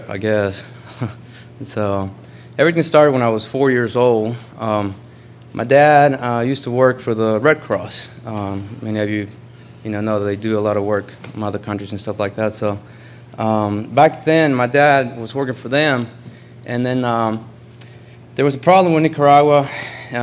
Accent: Honduras; moved away; I'm originally from Honduras

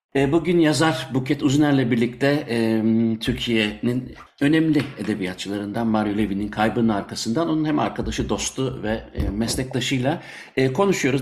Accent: Munich, Bavaria, Germany; now in Belgium; ben e, Münih'te doğdum, şimdi Belçika'da yaşıyorum.

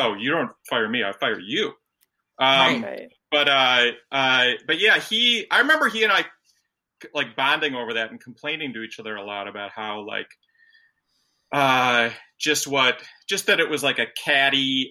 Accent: Detroit, Michigan, United States; now in New York City, United States; I'm from Detroit actually

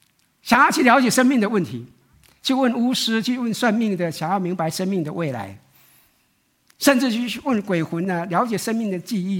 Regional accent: Taiwan; 这我们从台湾来都很清楚的啊。

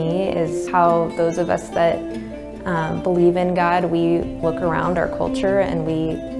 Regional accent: United States; I was born in America

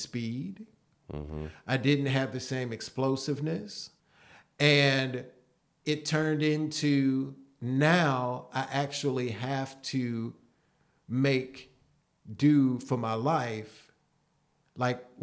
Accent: Prospect, Kentucky, United States; Louisville, Kentucky. Ah. And it's actually a suburb in Louisville called Prospect, Kentucky.

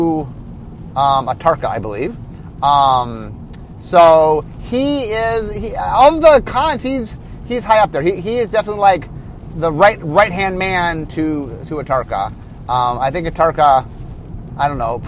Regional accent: Cleveland, Ohio, United States; also born or lived in Los Angeles; now in Seattle, United States; I grew up in Cleveland, in which we had a lot of snow

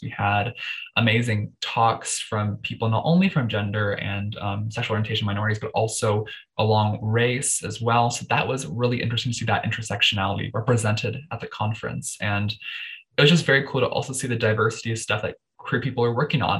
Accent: Toronto, Ontario, Canada; I was born in Toronto.

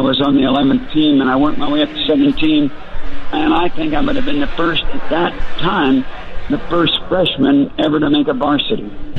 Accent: Dallas, Texas, United States; That's where I grew up. I grew up in Dallas.

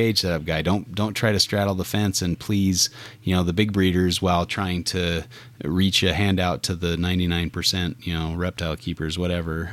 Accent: Utah, United States; my home state of Utah

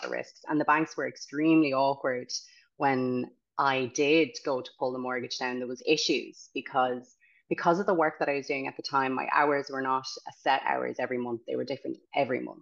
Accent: County Galway, Connacht, Ireland; moved away as an adult; also born or lived in Dublin; now in Galway, Ireland; I'm originally from Galway County, so my mother would say we're country.

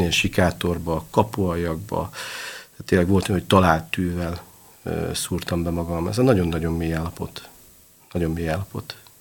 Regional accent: Budapest, Hungary; az utcán, a hetedik kerületben nőttem föl

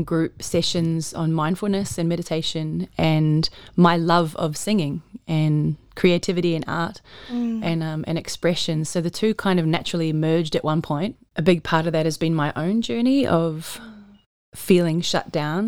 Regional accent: New Zealand; moved away as an adult; now in Australia; I grew up in New Zealand, and I joined the army when I left school

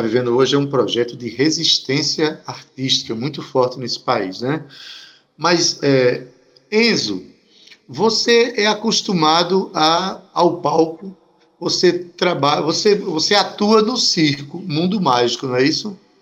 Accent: Itabaiana, Paraíba, Brazil; eu sou de Itabaiana e quando era criança a gente tinha medo de sair de noite

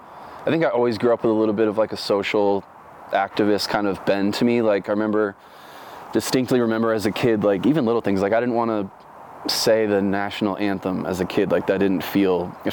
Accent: Orlando, Florida, United States; also born or lived in Dunedin, Florida / North Carolina; now in Oregon, United States; Grew up primarily in Orlando.

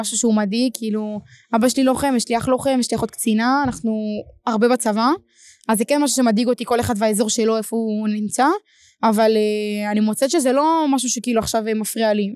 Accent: Ashkelon, Southern District, Israel; אני אשקלונית

